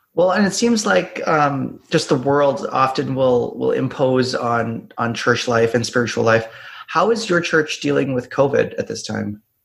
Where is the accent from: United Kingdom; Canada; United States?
Canada; Ontario; I grew up in Ontario, and Ontario is a great great um, province to grow up in.